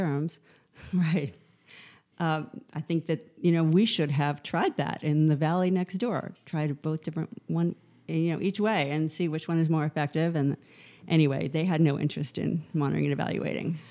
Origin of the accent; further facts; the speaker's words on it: New York City, New York, United States; also born or lived in Morocco; I am from New York City